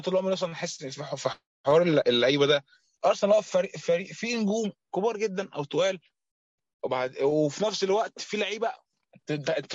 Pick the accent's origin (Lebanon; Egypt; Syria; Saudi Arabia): Egypt; عندنا في مصر